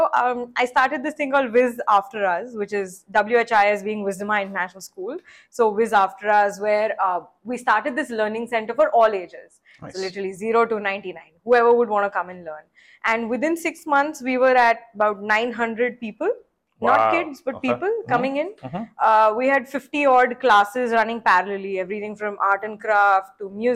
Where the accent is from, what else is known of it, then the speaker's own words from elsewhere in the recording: Nashik, Maharashtra, India; also born or lived in Mumbai / New York; I'm originally from Nasik.